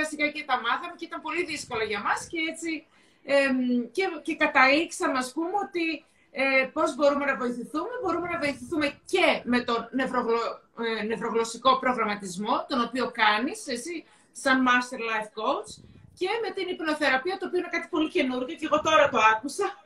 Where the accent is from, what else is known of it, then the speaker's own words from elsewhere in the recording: Thessaloniki, Central Macedonia, Greece; είμαστε και οι δύο Θεσσαλονικές, είμαστε από τη Θεσσαλονίκη.